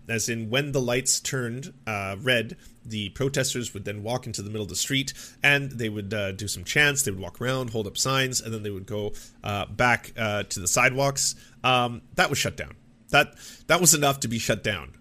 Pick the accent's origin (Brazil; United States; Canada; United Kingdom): Canada; I grew up in the Canadian, uh, public education system